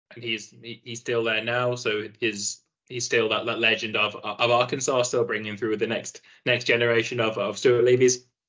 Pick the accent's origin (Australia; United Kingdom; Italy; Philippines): United Kingdom; Nottingham, East Midlands; also born or lived in Aberdeen, Scotland; I grew up in uh, in in Nottingham, uh, down in England